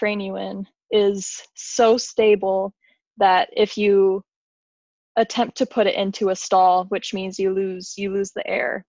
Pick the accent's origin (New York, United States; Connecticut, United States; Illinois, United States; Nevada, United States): Nevada, United States; Las Vegas; moved away as an adult; now in Michigan, United States; I grew up in Las Vegas, Nevada